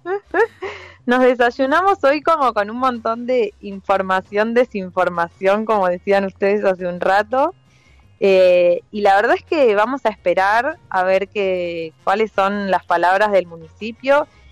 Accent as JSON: {"language": "Spanish", "region": "Buenos Aires", "country": "Argentina", "also_born_or_lived": "La Plata", "moved": "yes", "lives_now": "Tandil, Argentina", "said": "yo soy de Capital"}